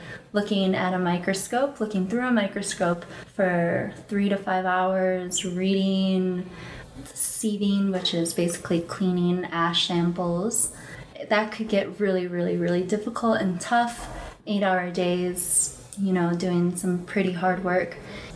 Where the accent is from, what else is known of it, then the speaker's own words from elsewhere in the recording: Chicago, Illinois, United States; moved away as an adult; I'm from Chicago